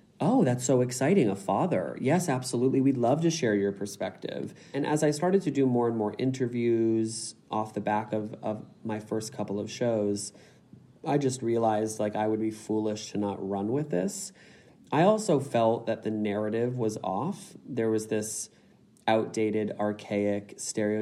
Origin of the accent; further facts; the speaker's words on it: United States; now in Sydney, Australia; as an American